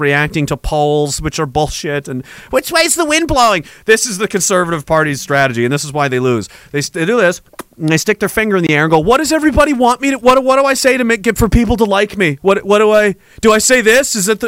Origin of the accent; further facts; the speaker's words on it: Nova Scotia, Canada; Short long since I grew up in Nova Scotia. I learned about Louis Riel in school.